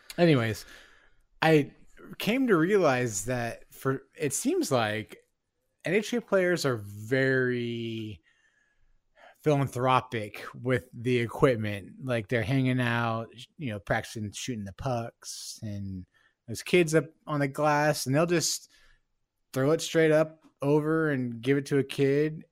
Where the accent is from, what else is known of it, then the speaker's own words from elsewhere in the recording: Bay Area, California, United States; now in Seattle, United States; am originally from the Bay Area. I was born there and spent a, m, a lot of my life growing up there.